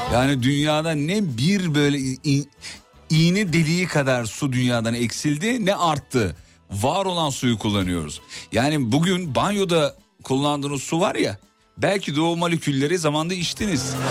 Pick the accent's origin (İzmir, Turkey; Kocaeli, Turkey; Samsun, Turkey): Kocaeli, Turkey; İzmit; Ben şimdi İzmit'te derin Kocaeli'de çene suyu diye bir yerde büyüdüm